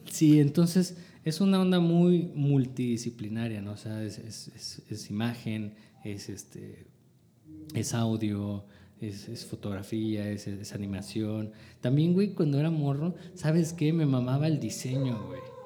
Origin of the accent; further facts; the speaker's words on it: Chiapas, Mexico; also born or lived in Los Mochis, Sinaloa; muy pequeño o de muy joven me fui, me vine a vivir aquí a Chiapas